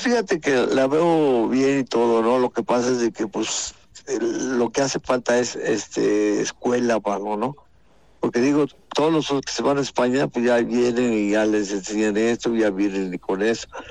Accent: Mexico; somos mexicanos

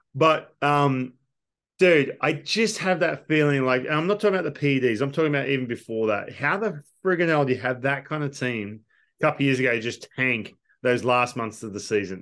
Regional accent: Australia; moved away as an adult; we're Australian

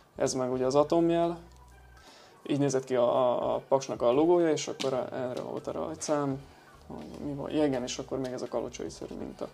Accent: Hungary; én meg magyar vagyok

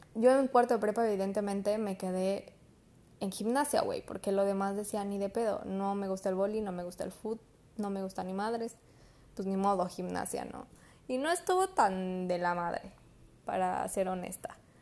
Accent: Mexico; como buenos mexicanos

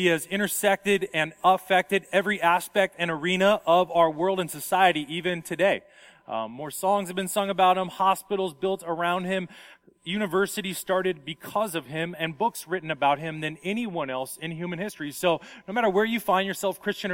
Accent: Las Vegas, Nevada, United States; moved away; I come from Las Vegas

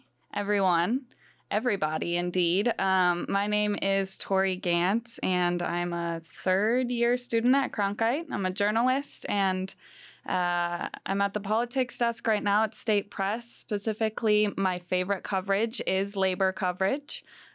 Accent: Green Bay, Wisconsin, United States; moved away; And I'm from Wisconsin.

